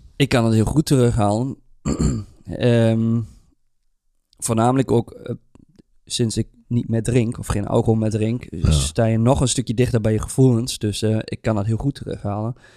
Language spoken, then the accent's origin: Dutch; Germany; moved away; als een Duitser